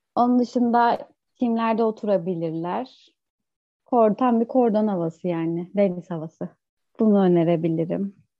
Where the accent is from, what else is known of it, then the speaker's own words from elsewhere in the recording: Ankara, Turkey; moved away as an adult; now in İzmir, Turkey; Ankara doğumluyum ama 8 yıldır İzmir'de yaşıyorum. Üniversite için İzmir'e geldim